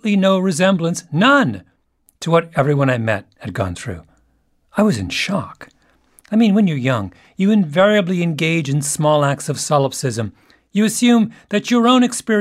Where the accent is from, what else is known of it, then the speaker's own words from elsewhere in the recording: Canada; I'm a Canadian